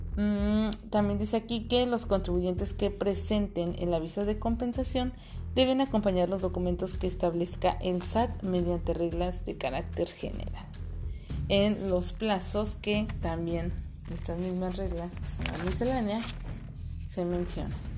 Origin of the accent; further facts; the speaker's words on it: Mexico; como mexicanos es algo que nos afecta a todos